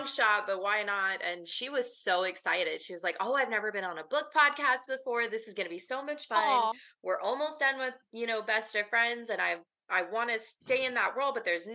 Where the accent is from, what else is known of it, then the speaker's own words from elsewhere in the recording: Midwest, United States; I'm from the Midwest